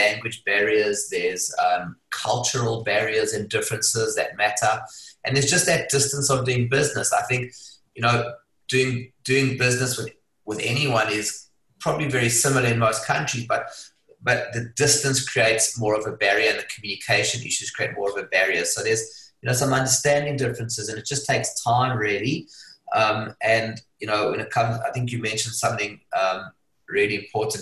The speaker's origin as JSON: {"language": "English", "country": "South Africa", "tie": "born or raised there", "moved": "as an adult", "lives_now": "Hong Kong", "said": "I was born in South Africa. If you can't tell from the accent, it's a bit of a giveaway. I left Hong Kong I left South Africa at the age of 25"}